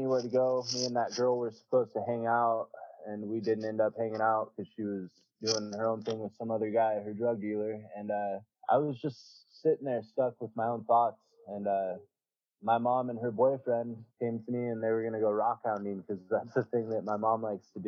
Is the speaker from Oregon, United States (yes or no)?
yes; Prineville, Oregon, United States; I moved back to my hometown, which is Prineville.